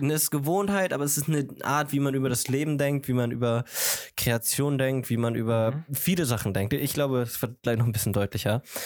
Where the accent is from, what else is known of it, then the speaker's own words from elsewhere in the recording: Germany; meine Mutter ist aus Kolumbien, aber ich bin aus Deutschland und ich muss ganz, ganz ehrlich sagen, Deutschland hat mich zu dem gemacht